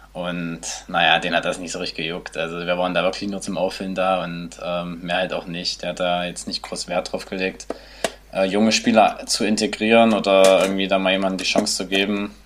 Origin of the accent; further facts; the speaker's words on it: Nebra, Saxony-Anhalt, Germany; also born or lived in Querfurt; mein Elternhaus steht in Nepra. Ähm, ja, manche kennen es vielleicht durch die Himmelscheibe im schönen Unstrutal. Und ähm, ja, da bin ich aufgewachsen bis eigentlich bis zur sechsten Klasse